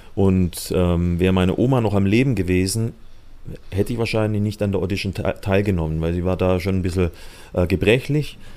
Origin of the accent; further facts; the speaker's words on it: Hochdorf, Baden-Württemberg, Germany; also born or lived in Kirchheim unter Teck; Im schönen Schwabenland in der Nähe von Stuttgart. Also in Kirchheim-Deck bin ich geboren und aufgewachsen in Hochdorf